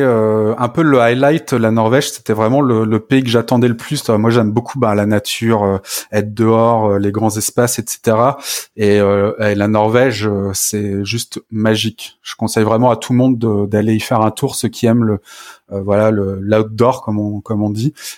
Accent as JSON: {"language": "French", "country": "France", "said": "chez nous en France"}